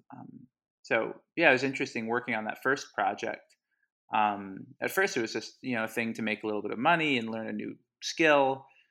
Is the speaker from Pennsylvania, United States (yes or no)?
yes; Havertown, Pennsylvania, United States; also born or lived in Hawaii; I grew up in Hawaii, actually, till I was ten. Uh, my dad and my mom moved out there for a while, and, uh, yeah, eventually came back, uh, in the mid-nineties, uh, moved to the Philly suburbs and Havertown